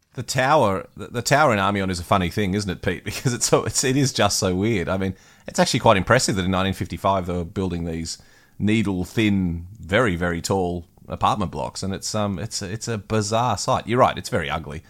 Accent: Australia

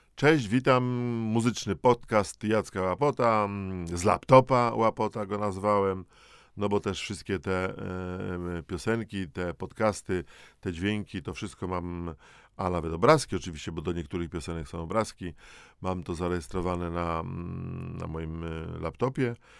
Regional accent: Dąbrowa Górnicza, Silesian Voivodeship, Poland; w liceum w, w Dąbrowie Górniczej w pierwszej powie lat 70.

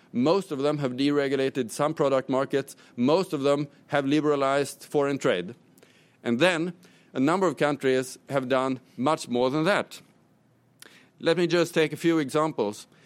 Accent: Sweden; my home country, Sweden

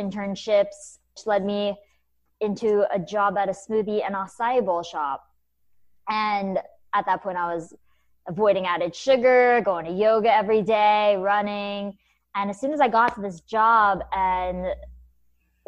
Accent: Kennesaw, Georgia, United States; moved away as an adult; also born or lived in New York City; I grew up in Kennesaw, Georgia

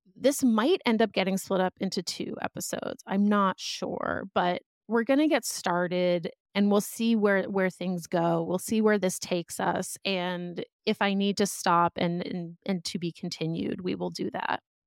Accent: outside of Boston, Massachusetts, United States; moved away as an adult; also born or lived in Philadelphia; now in Los Angeles, United States; I grew up outside of Boston in a suburb

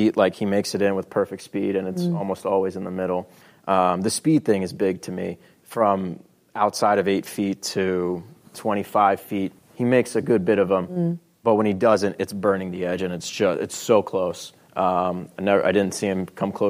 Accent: New York, United States; moved away; I'm originally from New York

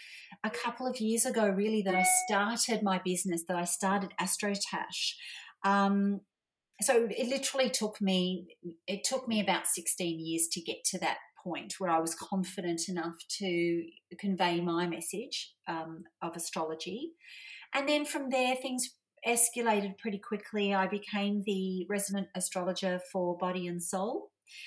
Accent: Melbourne, Victoria, Australia; born or raised there

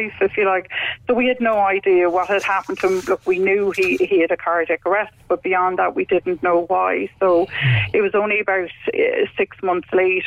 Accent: Cork, Munster, Ireland; now in Wicklow, Ireland; We're from Cork originally, both of us, but we're settled in Wicklow

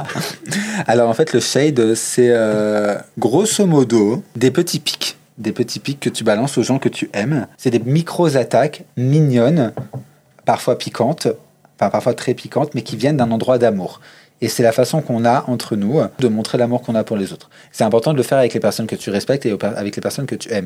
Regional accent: Chambéry, Auvergne-Rhône-Alpes, France; moved away as an adult; now in Clermont-Ferrand, France; je viens d'un petit coin reculé euh, qui s'appelle la Savoie, du coup le 73, dans l'est de la France. Je viens de Chambéry. Et euh, je suis ici pour mes études depuis 7 euh, ans maintenant.

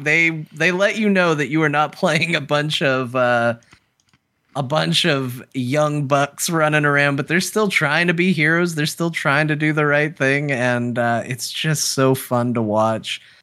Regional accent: United States; as an American

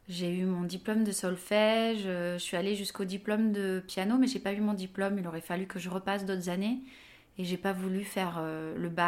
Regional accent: Avignon, Provence-Alpes-Côte d'Azur, France; now in Le Pré-Saint-Gervais, France; j'ai 36 ans, je suis originaire d'Avignon, dans le sud de la France. Euh, j'habite au Pré-Saint-Gervais, à côté de Paris.

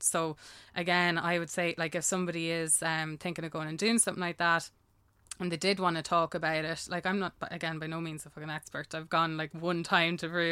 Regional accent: Ireland; I'm Irish

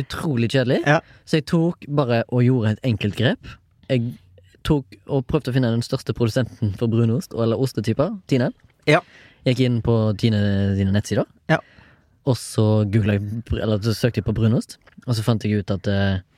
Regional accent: Haugesund, Rogaland, Norway; jeg er jo fra Haugesund

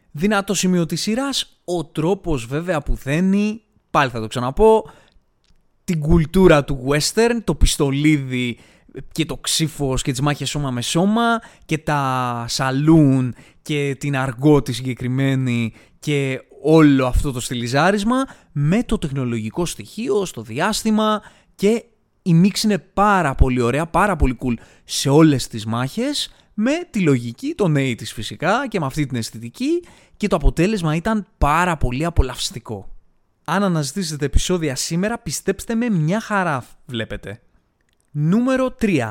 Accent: Greece; εμείς σαν Έλληνες

